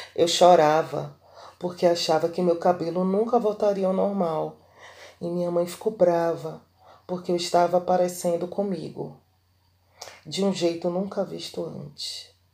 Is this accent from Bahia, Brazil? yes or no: yes; Bahia, Brazil; sou baiana